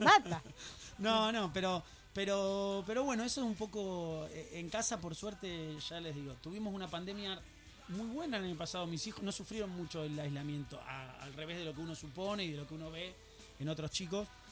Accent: Buenos Aires, Argentina; now in Escobar, Argentina; Yo soy porteño soy de Villa del Parque, de Villa de Voto

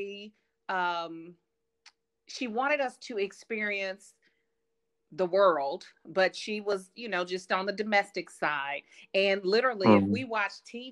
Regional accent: Kansas City, Missouri, United States; moved away as an adult; also born or lived in Atlanta, Georgia / Oakland, California; now in Paris, France; I'm from Kansas City, Missouri, born and raised

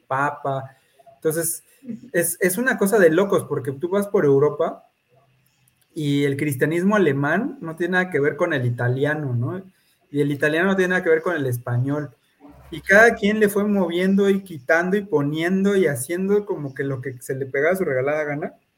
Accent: Mexico; como mexicanos

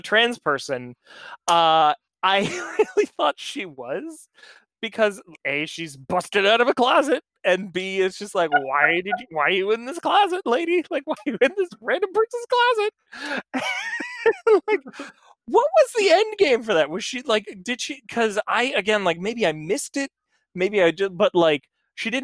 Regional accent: United States

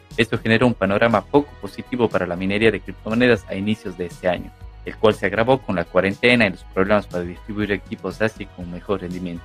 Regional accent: Ecuador; José y yo somos de Ecuador

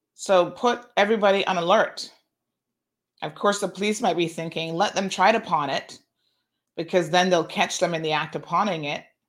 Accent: Tampa, Florida, United States; my aunt that I grew up with in Tampa

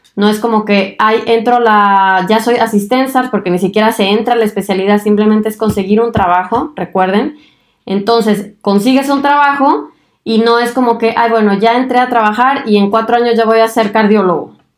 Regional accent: Mexico; moved away as an adult; now in Germany; soy mexicana y además de aventurarme en el mundo de la medicina, también decidí mudarme a Alemania a hacer mi especialidad médica

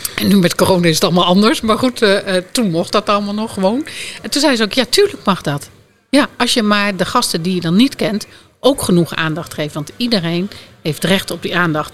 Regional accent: Drenthe, Netherlands; ik kom oorspronkelijk uit Drenthe

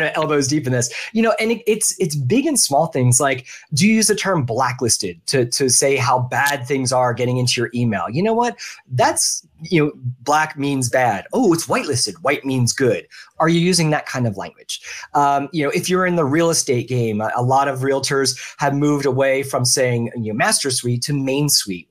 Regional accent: Philadelphia, Pennsylvania, United States; now in Orlando, United States; I grew up in the Philadelphia area.

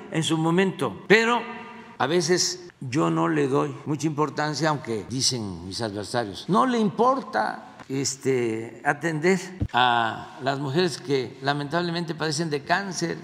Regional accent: southeast Mexico, Mexico; allá en mi pueblo o allá en el sureste

